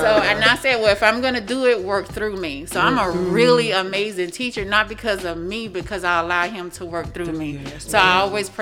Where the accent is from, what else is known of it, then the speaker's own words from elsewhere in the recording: Mississippi Delta, United States; now in Sarasota, United States; I'm from the Mississippi Delta. Very, very poor part of Mississippi. Grew up very poor.